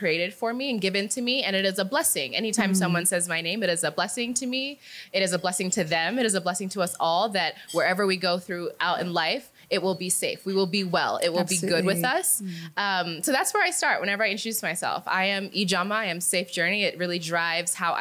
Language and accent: English; New Jersey, United States; moved away as an adult; also born or lived in Nigeria; now in Kenya; growing up in the US, growing up in New Jersey